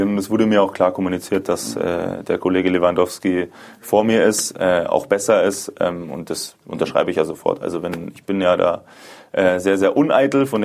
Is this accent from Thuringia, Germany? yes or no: no; Munich, Bavaria, Germany; München äh, zurückzulassen. Ähm, meine Familie, meine Freunde, dieses Gesamtpaket. Ähm, ich liebe meine Heimat. Ich bin sehr, sehr heimatbezogen.